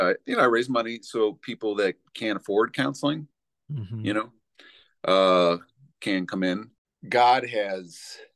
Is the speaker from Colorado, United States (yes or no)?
yes; Boulder, Colorado, United States; born or raised there; also born or lived in New York / California / Aurora, Colorado